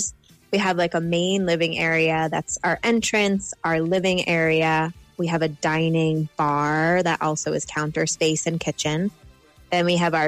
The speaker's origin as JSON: {"language": "English", "country": "United States", "also_born_or_lived": "Boston", "moved": "as an adult", "lives_now": "Ireland", "said": "I'm American and I lived in Boston"}